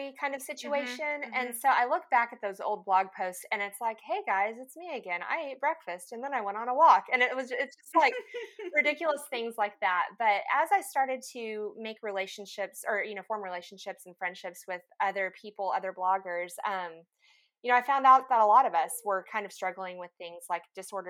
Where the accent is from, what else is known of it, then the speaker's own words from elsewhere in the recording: Lubbock, Texas, United States; moved away as an adult; also born or lived in Dallas, Texas / Denver, Colorado; now in Little Rock, United States; I grew up in Lubbock, Texas